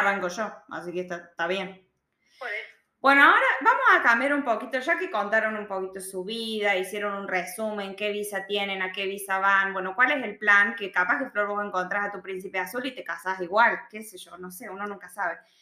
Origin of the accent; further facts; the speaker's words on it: Argentina; moved away as an adult; now in Australia; yo ya me olvido las diferencias con Argentina